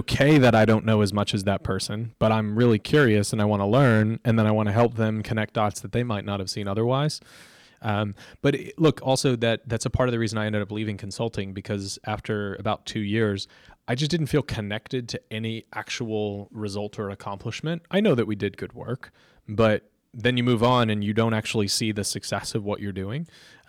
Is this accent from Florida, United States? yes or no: yes; Florida, United States; I loved growing up in Florida, you just go to the beach and play a game of pickup beach volleyball.